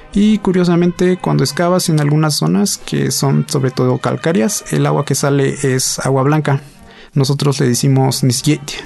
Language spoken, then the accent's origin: Spanish; San Baltazar Guelavila, Oaxaca, Mexico; moved away as an adult; now in Mexico City, Mexico; de San Baltasar Vila